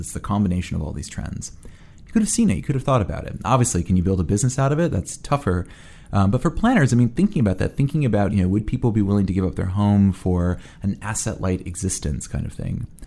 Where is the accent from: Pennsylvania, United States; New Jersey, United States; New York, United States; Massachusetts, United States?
New York, United States; New York City; being a New Yorker